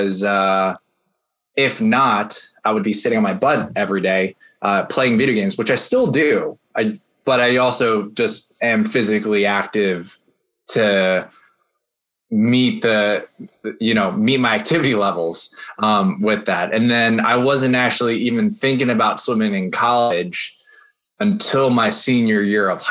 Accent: New Jersey suburbs, United States; I grew up in the Jersey suburbs

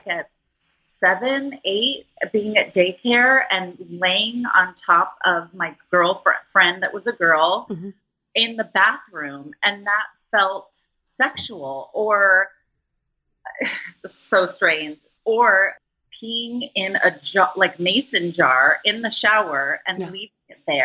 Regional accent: Los Angeles, California, United States; I grew up in Los Angeles.

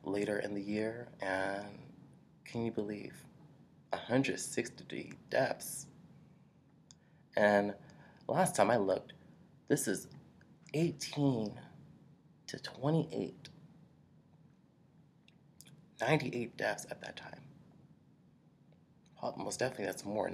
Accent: Washington, District of Columbia, United States; I'm from Washington, D.C.

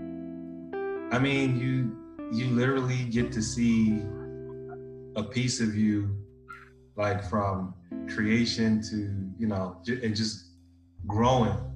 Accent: Houston, Texas, United States; I was born in Houston, Texas

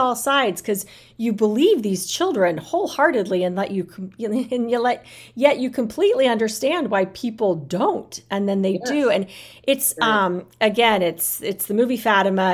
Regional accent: United States; I love being American, I love living in this country.

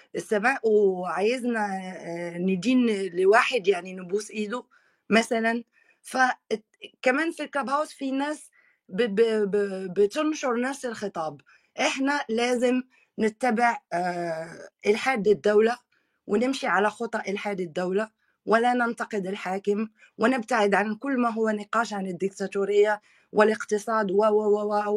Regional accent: Morocco; أنا كمغربية

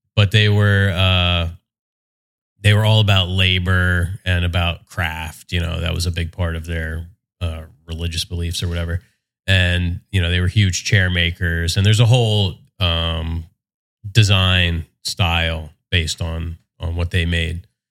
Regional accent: West Windsor, New Jersey, United States; moved away as an adult; now in Monmouth County, United States; I grew up in Mercer County, okay. um, out in West Windsor, Princeton kind of mm-hmm. area

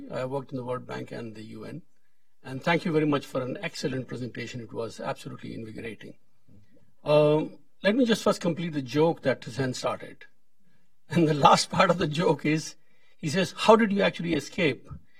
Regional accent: India; I'm from India.

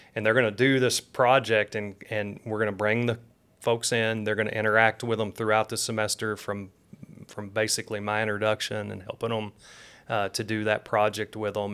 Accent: Tennessee, United States; moved away; also born or lived in Michigan; I was born in Michigan, but raised in Tennessee

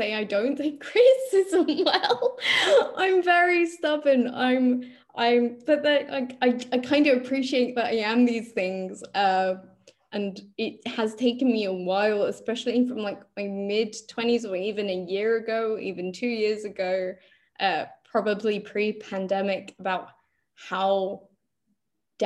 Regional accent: London, United Kingdom; we're also from Northwest London

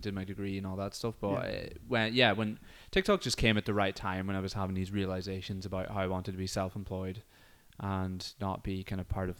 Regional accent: Derry, Northern Ireland, United Kingdom; because I grew up in Derry.

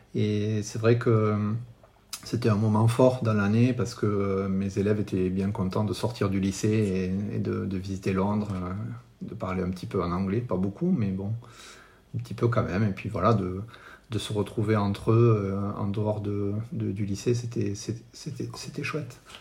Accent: France; je suis français

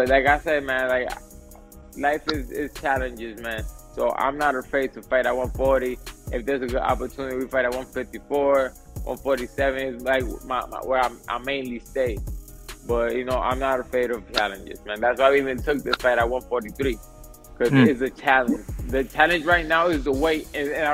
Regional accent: Puerto Rico; also born or lived in New York City, United States; I was born in New York, but I was kind of raised in Puerto Rico. So, yeah, I'm a New York Rican

